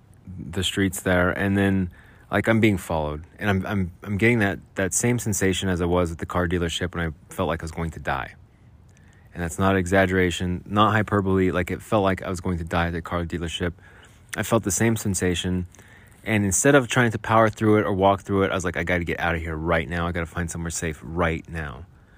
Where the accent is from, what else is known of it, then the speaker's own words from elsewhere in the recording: Arizona, United States; I grew up in Arizona. We'd always ride our bikes in the alleys and mess around in the alleys.